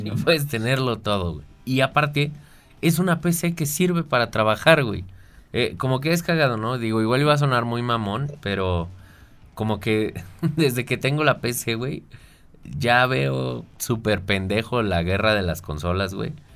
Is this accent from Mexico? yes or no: yes; Mexico; como mexicano